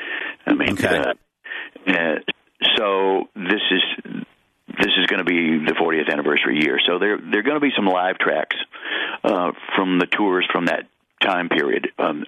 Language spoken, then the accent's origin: English; Dallas, Texas, United States; I'm going to play here in my hometown and. Enjoy my 70th birthday